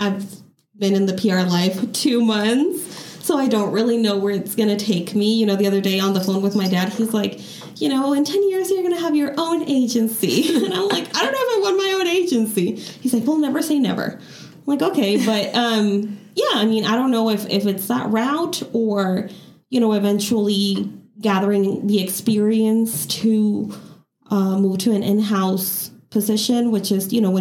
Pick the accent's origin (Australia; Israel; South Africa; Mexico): Mexico; moved away as an adult; also born or lived in Chicago, United States / San Diego, United States / Los Angeles, United States; now in Nevada, United States; I was born in suburban Chicago, but I grew up in Mexico. So I do consider myself to be Mexican